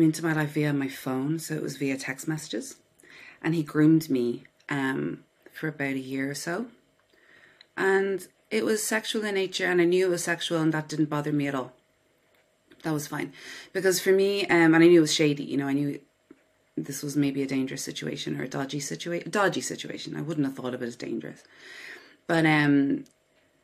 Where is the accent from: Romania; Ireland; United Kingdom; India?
Ireland; Dublin, Leinster; I was born in Dublin, Ireland. I live here on my own with my dog. Yeah, I grew up in the suburbs of Dublin, a suburb called Killiney.